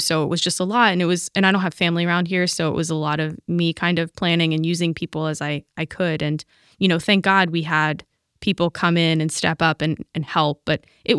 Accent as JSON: {"language": "English", "town": "Pittsburgh", "region": "Pennsylvania", "country": "United States", "moved": "yes", "lives_now": "Stamford, United States", "said": "I'm from Pittsburgh."}